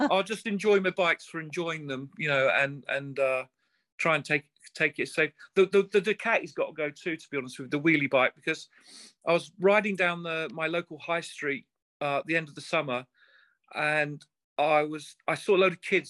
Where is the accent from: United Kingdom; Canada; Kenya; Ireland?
United Kingdom; England; I'm English